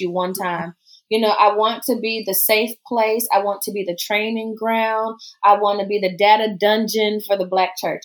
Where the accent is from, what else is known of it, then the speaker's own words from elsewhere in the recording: the South, United States; accent: southern; I don't drop my southern accent